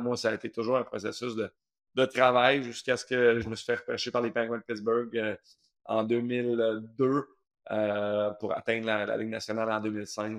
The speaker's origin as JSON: {"language": "French", "town": "Saint-Bruno-de-Montarville", "region": "Quebec", "country": "Canada", "tie": "born or raised there", "said": "j'ai grandi à Saint-Bruno"}